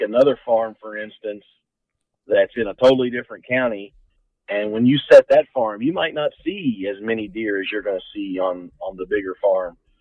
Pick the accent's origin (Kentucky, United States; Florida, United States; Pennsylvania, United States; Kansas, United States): Kentucky, United States; Central; I grew up here right in Central Kentucky